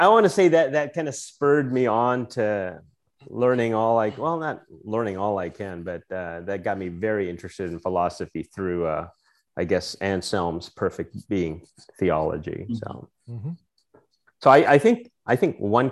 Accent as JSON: {"language": "English", "country": "Philippines", "tie": "born or raised there", "moved": "as an adult", "lives_now": "United States", "said": "So I grew up in the Philippines. Part of my life was spent there"}